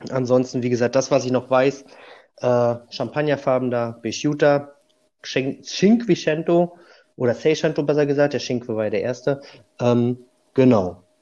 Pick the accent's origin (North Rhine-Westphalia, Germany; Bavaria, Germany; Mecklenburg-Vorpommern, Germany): Mecklenburg-Vorpommern, Germany; Rügen; Ich bin, wie du schon sagtest, ein Vollblut-Insulaner. Ich komme von der schönen Insel Rügen.